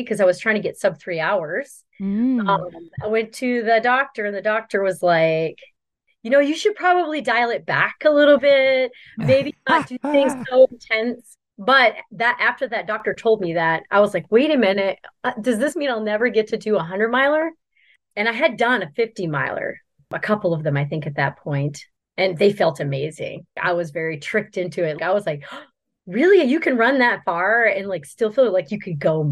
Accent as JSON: {"language": "English", "town": "Grand Falls", "region": "New Brunswick", "country": "Canada", "moved": "yes", "lives_now": "Dexter, United States", "said": "I am actually from Grand Falls. Well, Perth Andover, Grand Falls, New Brunswick. It's northern New Brunswick"}